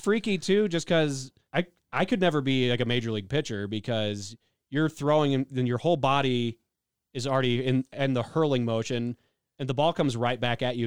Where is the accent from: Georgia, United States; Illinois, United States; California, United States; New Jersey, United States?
Illinois, United States; I'm from Illinois